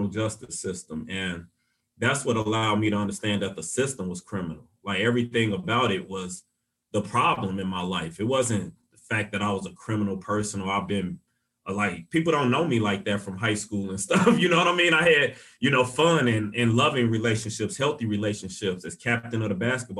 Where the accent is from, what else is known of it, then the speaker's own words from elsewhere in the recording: Chicago, Illinois, United States; now in Saint Paul, United States; growing up in Chicago